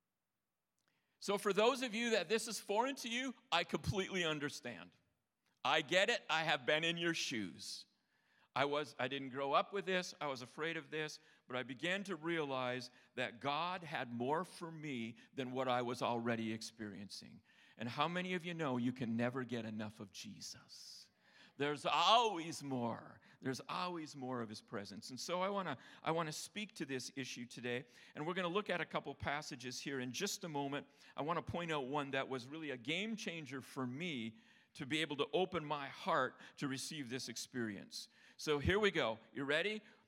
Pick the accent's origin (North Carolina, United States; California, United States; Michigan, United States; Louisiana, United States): Michigan, United States; Upper Peninsula of; I'm from the UP, eh?